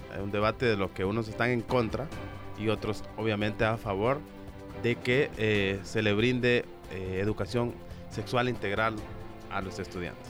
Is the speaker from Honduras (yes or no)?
yes; Honduras; como hondureños debemos de conocer